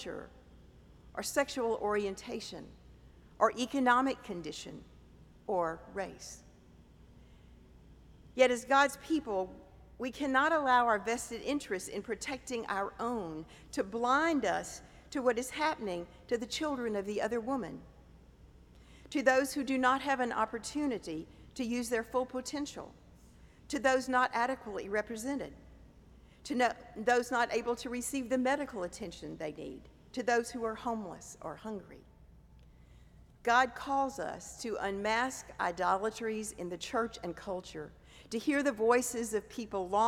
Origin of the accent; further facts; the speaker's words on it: the South, United States; now in New York City, United States; I grew up in the South some decades ago in the days of segregation